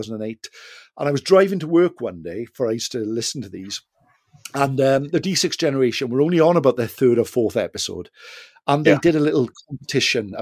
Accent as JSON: {"language": "English", "region": "South Wales", "country": "United Kingdom", "said": "we're from South Wales"}